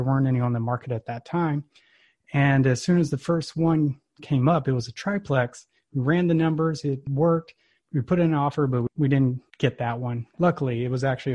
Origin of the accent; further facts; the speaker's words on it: Texas, United States; now in Alabama, United States; I'm from Texas originally